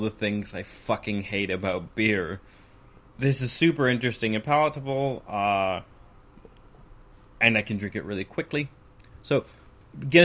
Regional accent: Alberta, Canada; now in United Kingdom; I grew up in Alberta

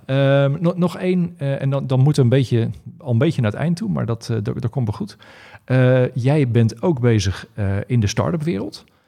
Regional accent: Pijnacker, South Holland, Netherlands; onze pijnakkerse roots

